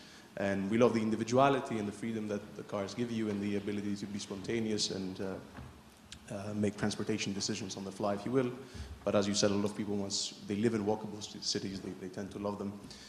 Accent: Athens, Attica, Greece; moved away as an adult; also born or lived in Leamington Spa; now in London, United Kingdom; I grew up in Athens. I did my undergraduate in Warwick University, so I lived in a small town called the Royal Leamington Spa, and now I'm doing my master's in London and Imperial.

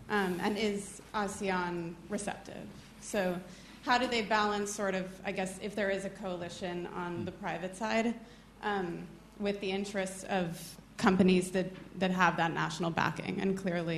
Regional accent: United States; as an American

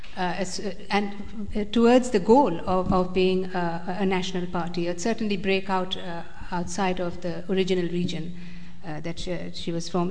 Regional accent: United States; I'm born American

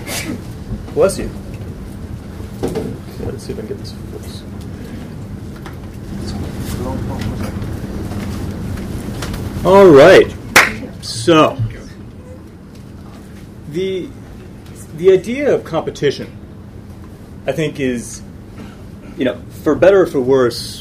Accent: United States; now in London, United Kingdom; I'm an American economist living in London

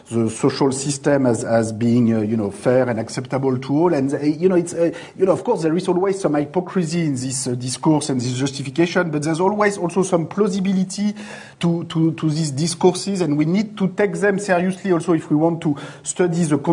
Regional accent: France; accent: French; English is a second language; my English is going to sound a lot like French

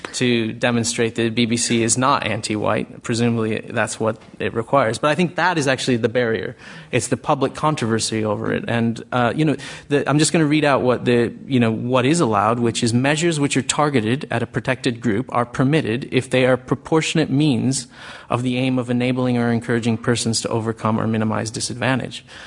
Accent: United States; accent: American; moved away as an adult; now in United Kingdom; I haven't lost my American accent despite living here 20 years

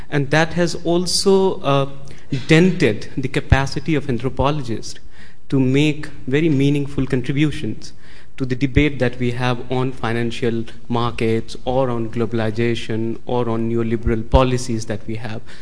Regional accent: India; moved away; developing countries, including India, where from I come.

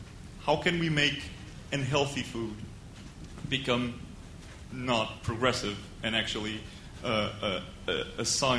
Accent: Portugal; moved away; in Portugal, where I come from

